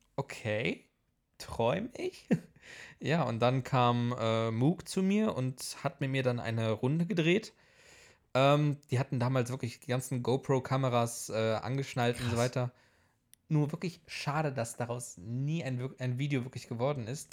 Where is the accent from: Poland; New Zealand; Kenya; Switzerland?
Poland; now in Leverkusen, Germany; bin ich halt eben mit in Polen aufgewachsen